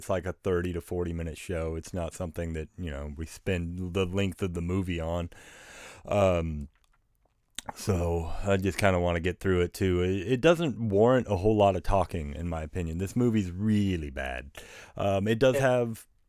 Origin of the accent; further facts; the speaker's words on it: Wister, Oklahoma, United States; when I grew up in Wister, Oklahoma, which is just this tiny shipburg, up until I was about 14